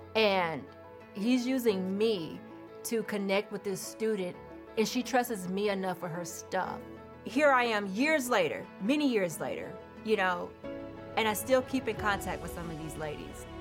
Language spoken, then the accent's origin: English; Houston, Texas, United States; moved away as an adult; now in Maryland, United States; I'm from Houston, Texas, um, born and raised, and uh, I grew up in the church